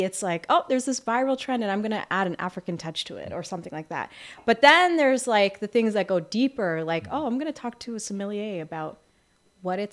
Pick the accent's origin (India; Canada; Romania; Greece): Canada; Windsor, Ontario; now in Toronto, Canada; I grew up in Windsor.